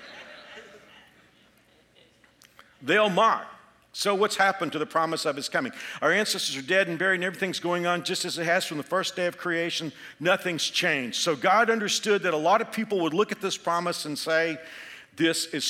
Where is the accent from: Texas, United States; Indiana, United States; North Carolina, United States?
Texas, United States; moved away as an adult; now in Kansas, United States; I'm a Texan. I lived the first 28 years of my life in Texas, but I got transferred here